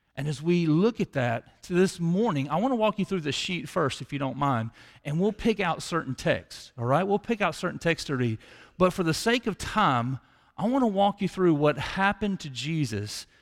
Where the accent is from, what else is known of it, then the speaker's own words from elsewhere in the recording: Tupelo, Mississippi, United States; around seventeen years old, I grew up in Chippewa